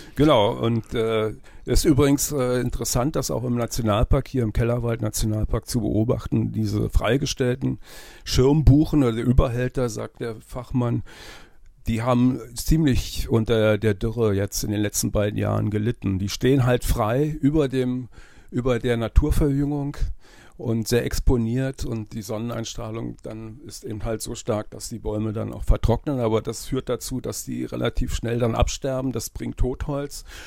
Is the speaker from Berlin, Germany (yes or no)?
yes; Berlin, Germany; born or raised there; moved away; also born or lived in Sinzig